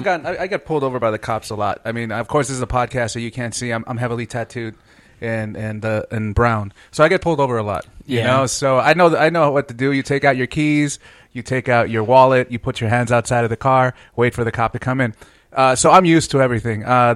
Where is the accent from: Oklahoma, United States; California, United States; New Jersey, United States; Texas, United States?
California, United States; Los Angeles; We grew up in Rampart area around the same time